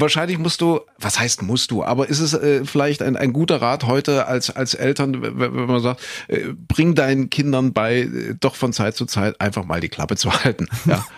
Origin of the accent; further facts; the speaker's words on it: East Germany, Germany; ich bin im Osten aufgewachsen